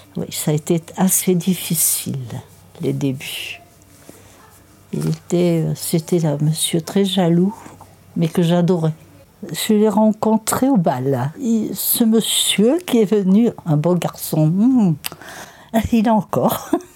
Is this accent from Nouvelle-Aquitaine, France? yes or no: yes; Limoges, Nouvelle-Aquitaine, France; moved away as an adult; now in Châteauponsac, France; Je suis née à Limoges. Je vivais dans la cité du Vigenal.